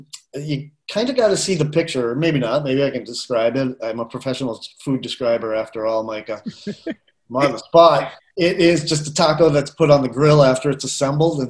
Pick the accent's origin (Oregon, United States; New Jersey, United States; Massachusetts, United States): Massachusetts, United States; Boston; moved away as an adult; also born or lived in Chicago; now in Asheville, United States; I grew up in and around Boston